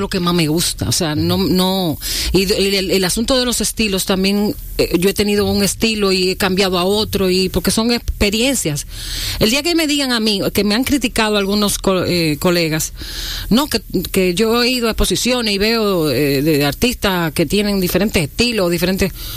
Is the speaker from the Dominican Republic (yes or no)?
yes; La Vega, Dominican Republic; me crié en un pueblo, en La Vega.